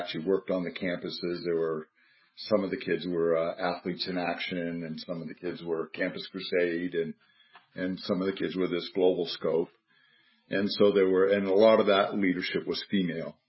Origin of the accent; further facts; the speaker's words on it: United States; moved away as an adult; I'm American